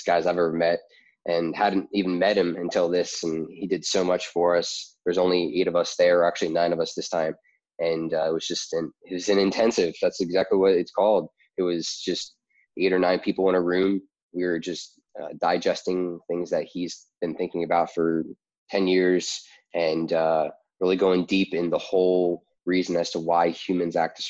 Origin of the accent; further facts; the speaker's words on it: outside of Philadelphia, Pennsylvania, United States; moved away as an adult; also born or lived in Delaware / Florida / New York City; I was born and raised in outside of Philadelphia